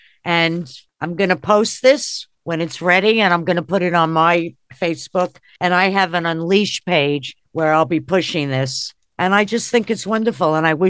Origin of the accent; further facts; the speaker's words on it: New York, United States; because I am from New York